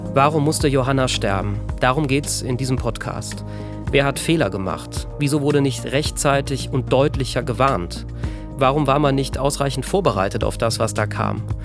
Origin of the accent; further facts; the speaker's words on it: Bad Neuenahr-Ahrweiler, Rhineland-Palatinate, Germany; Ich komme aus Bad 9 Ahrweiler, einem der Orte, in dem seit dieser Flut nichts mehr ist, wie es mal war. Hier in meiner Heimatstadt